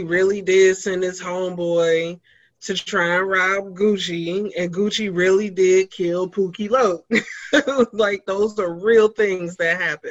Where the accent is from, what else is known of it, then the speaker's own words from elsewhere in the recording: Cincinnati, Ohio, United States; I'm from Cincinnati, so Cincinnati really clings on to rappers.